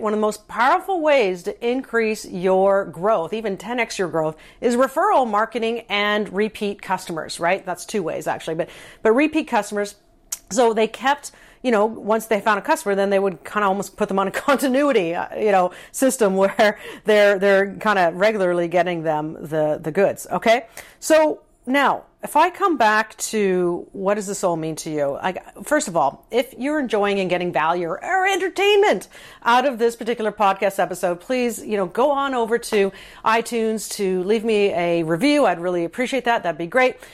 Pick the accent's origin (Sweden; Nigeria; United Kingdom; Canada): Canada; I am a Canadian